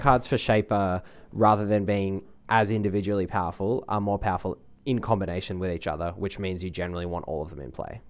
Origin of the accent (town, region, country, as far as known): Australia